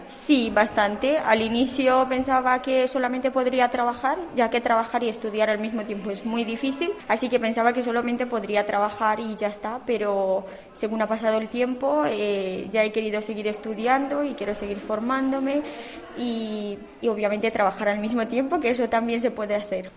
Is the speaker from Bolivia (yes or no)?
no; Romania; moved away as an adult; now in Spain; soy de Rumanía y llevo viviendo en España eh, ocho años.